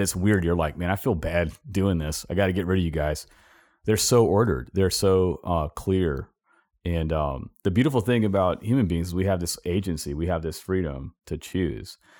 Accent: Southern California, United States; moved away; I grew up in California, Southern California

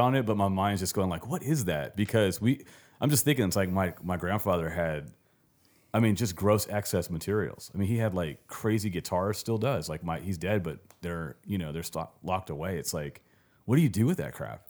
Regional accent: Los Angeles, California, United States; moved away as an adult; growing up around Venice Beach.

